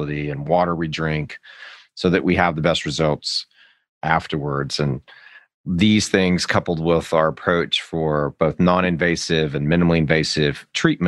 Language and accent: English; Las Vegas, Nevada, United States; now in Austin, United States; I grew up in Las Vegas, Nevada, where nobody actually grows up.